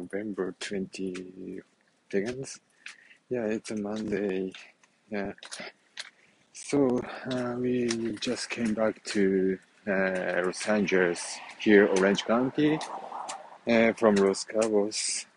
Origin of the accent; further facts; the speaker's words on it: Japan; English is a second language; moved away as an adult; now in Huntington Beach, United States; we are originally from Japan, so that's why our country and our hometown should be Japan, somewhere in Japan